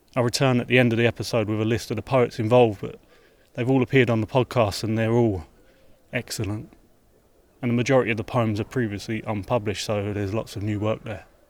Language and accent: English; London, United Kingdom; I'm from South London